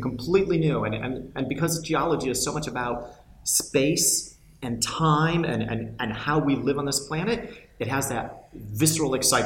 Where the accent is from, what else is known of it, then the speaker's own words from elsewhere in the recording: United States; accent: American; you can tell from the accent I'm American